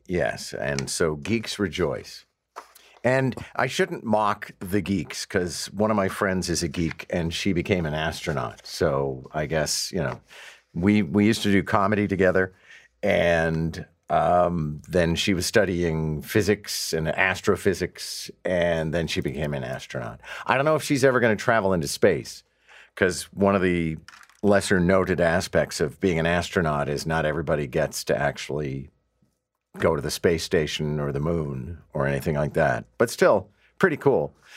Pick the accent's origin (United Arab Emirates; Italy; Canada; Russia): Canada; Quebec; now in Toronto, Canada; a guy who was born and raised in Quebec